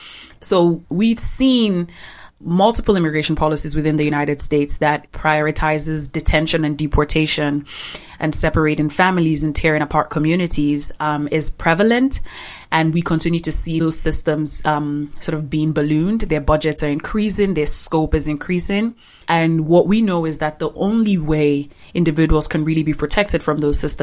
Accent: Nigeria; You know, posted an independence for Nigeria. I'm from the Igbo tribe, and we experienced a genocide by the northern tribe in Nigeria.

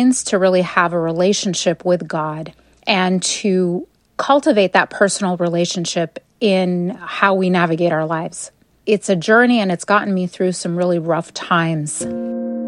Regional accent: Madison, Wisconsin, United States; I grew up in Madison, Wisconsin.

